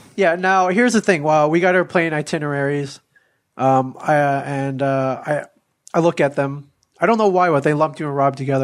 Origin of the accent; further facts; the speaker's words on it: Ann Arbor, Michigan, United States; I grew up in Ann Arbor